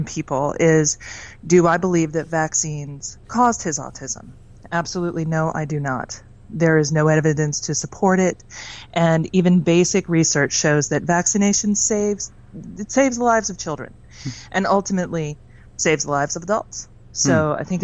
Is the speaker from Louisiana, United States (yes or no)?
no; Virginia, United States; I'm from Virginia in the United States